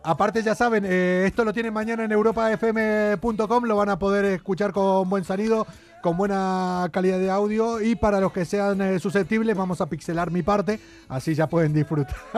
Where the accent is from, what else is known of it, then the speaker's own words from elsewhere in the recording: Argentina; moved away; also born or lived in Andújar, Jaén; Soy el argentino